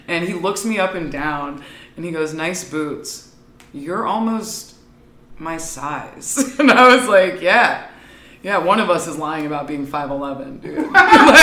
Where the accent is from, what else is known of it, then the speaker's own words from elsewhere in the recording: Ohio, United States; I'm from Ohio